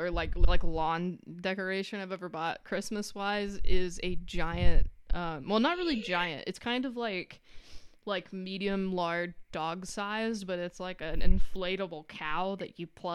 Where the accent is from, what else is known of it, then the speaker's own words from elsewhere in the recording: the South, United States; I grew up in the South.